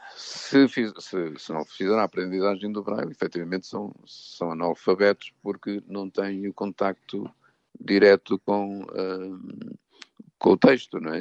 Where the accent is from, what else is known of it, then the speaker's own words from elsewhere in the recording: São João da Pesqueira, Norte, Portugal; now in Lisbon, Portugal; nasci em Ervedosa do Douro, o conselho é que é São João da Pesqueira